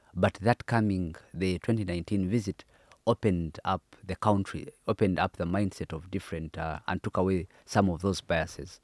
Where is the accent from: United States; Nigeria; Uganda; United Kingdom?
Uganda; I come from Uganda, which is an independent country